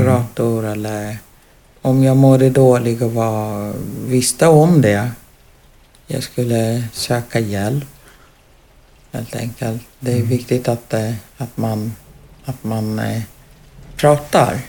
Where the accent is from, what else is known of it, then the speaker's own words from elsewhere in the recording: Uganda; now in Sweden; jag ville hem tillbaka till Uganda